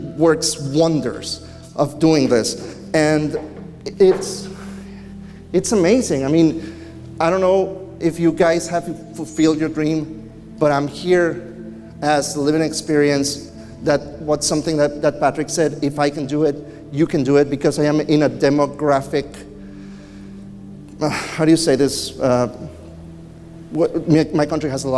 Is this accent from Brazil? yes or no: no; Mexico; I grew up in Mexico